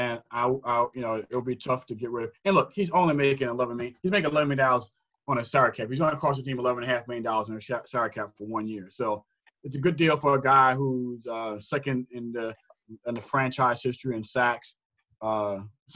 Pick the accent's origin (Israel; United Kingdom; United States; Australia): United States; New Orleans, Louisiana; we grew up in New Orleans